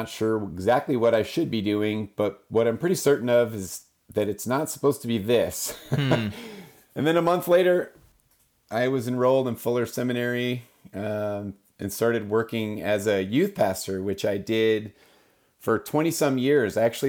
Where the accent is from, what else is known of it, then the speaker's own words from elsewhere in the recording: Pacific Northwest, United States; born there; I was born in the Pacific Northwest as a kid, kind of traveled around a lot. Our family moved around with my dad's jobs